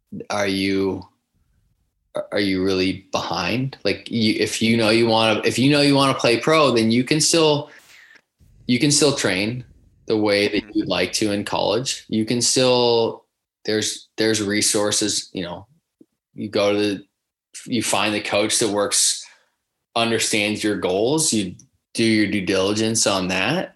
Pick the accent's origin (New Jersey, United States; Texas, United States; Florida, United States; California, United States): California, United States; Southern; we grew up playing together in Southern California